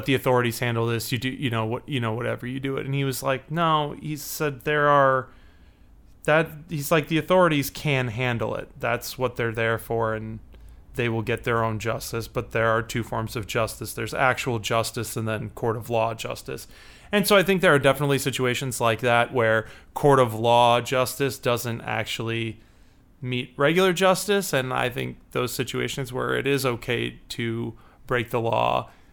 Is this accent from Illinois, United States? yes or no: yes; Chicago, Illinois, United States